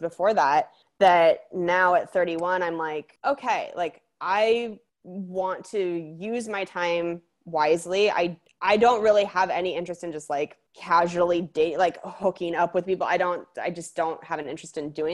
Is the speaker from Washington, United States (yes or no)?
yes; Spokane, Washington, United States; moved away; a lot of people assume I'm from the Midwest because Spokane is more of that energy